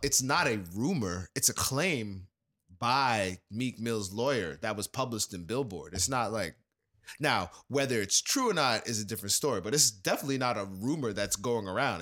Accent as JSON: {"language": "English", "region": "New York", "country": "United States", "tie": "born or raised there", "said": "this is New York. I grew up in New York"}